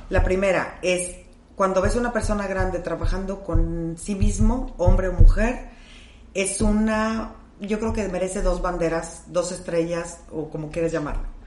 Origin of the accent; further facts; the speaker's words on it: Monterrey, Nuevo León, Mexico; hoy somos de Monterrey